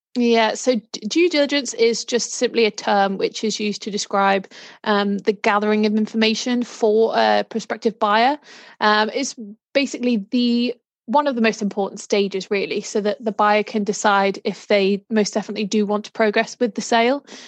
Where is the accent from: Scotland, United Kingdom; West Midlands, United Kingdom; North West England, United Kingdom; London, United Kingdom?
North West England, United Kingdom; Liverpool; moved away as an adult; now in Norfolk, United Kingdom; I am originally from Liverpool, but moved down to Norfolk a few years ago.